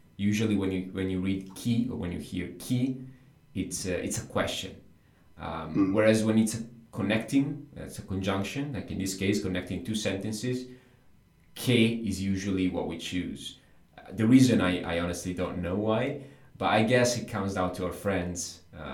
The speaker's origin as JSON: {"language": "English", "region": "England", "country": "United Kingdom", "second_language": "English", "said": "Vengo dall'Inghilterra, I come from the England."}